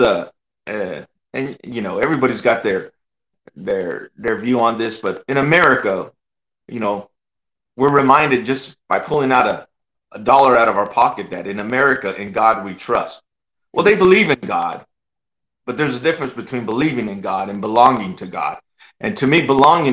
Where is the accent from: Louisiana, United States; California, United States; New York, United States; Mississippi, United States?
California, United States; San Jose; moved away as an adult; also born or lived in Oklahoma; I'm from the Bay Area, bro. I grew up, I was there.